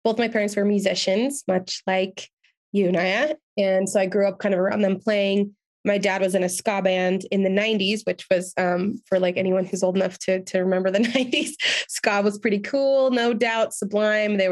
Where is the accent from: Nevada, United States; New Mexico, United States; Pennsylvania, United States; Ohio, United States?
Nevada, United States; Reno; moved away as an adult; also born or lived in Los Angeles; I was still living in Reno, where I'm from at the time.